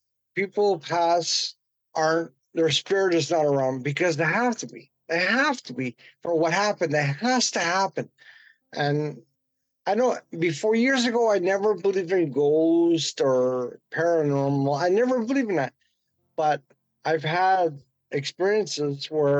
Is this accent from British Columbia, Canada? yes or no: yes; Vancouver, British Columbia, Canada; I'm from Vancouver, British Columbia, on the west coast of Canada